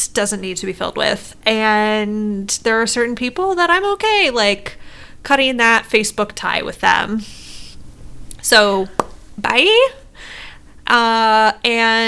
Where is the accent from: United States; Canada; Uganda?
United States; Midwest; I'm from the Midwest